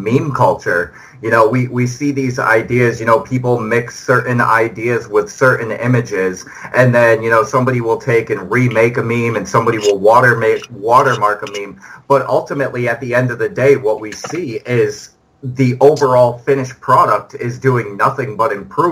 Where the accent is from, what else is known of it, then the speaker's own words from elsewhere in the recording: New York, United States; as a New Yorker